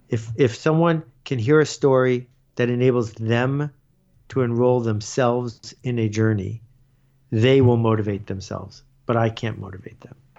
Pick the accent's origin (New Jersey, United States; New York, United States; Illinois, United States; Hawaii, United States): New York, United States; Buffalo; I grew up in Buffalo